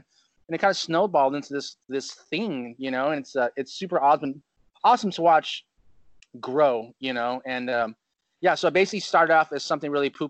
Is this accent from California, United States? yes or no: yes; Chino, California, United States; now in Huntington Beach, United States; I moved out here from Chino, California, and it's just a different lifestyle.